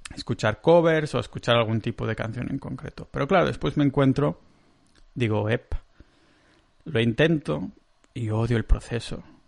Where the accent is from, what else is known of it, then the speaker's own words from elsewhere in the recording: Catalonia, Spain; accent: Catalan; tengo un acento catalán de la hostia